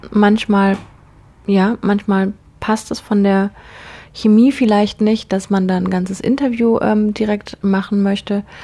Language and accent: German; Konstanz, Baden-Württemberg, Germany; Ich bin in Konstanz in meiner Heimatstadt losgelaufen